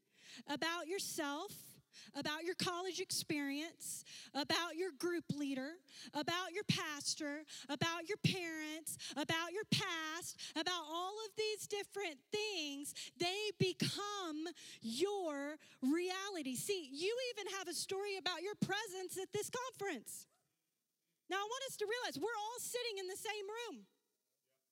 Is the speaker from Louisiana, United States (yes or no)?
yes; Louisiana, United States; There were six of us growing up, and we lived in a house that did not have a lot of bathrooms because we're from Louisiana